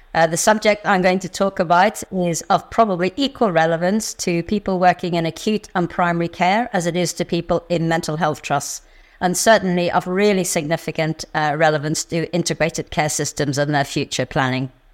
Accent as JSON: {"language": "English", "region": "Northern Ireland", "country": "United Kingdom", "tie": "born or raised there", "said": "I grew up in Northern Ireland, and I grew up in a community"}